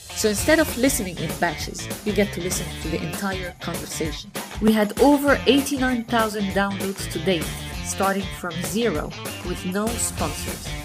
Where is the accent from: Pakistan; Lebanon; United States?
Lebanon; I'm, I'm from Lebanon